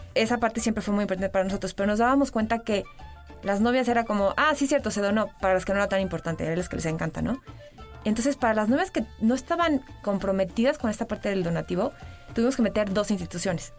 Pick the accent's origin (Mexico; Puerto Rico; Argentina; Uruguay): Mexico; somos mexicanos